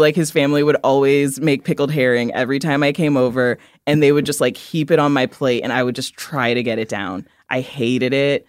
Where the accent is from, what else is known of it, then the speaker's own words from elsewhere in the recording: Midwest, United States; I'm from the Midwest